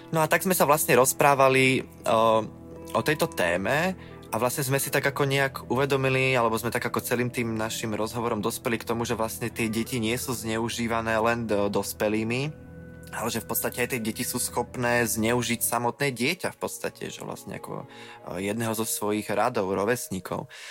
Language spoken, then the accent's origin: Slovak; Veľký Krtíš, Banská Bystrica Region, Slovakia; v tom mojom rodnom meste Veľký Krtíž